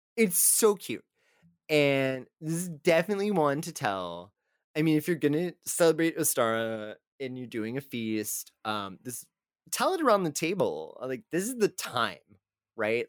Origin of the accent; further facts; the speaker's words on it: Texas, United States; we are both from Texas